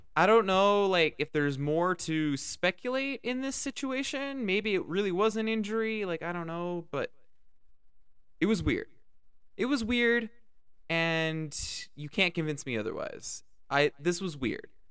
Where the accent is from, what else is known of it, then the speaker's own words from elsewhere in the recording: Canada; As a Canadian